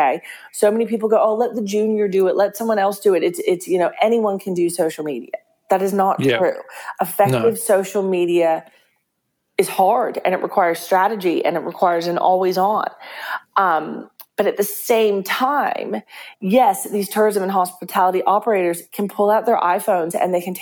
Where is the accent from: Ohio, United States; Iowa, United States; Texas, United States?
Texas, United States; now in Perth, Australia; I'm Texan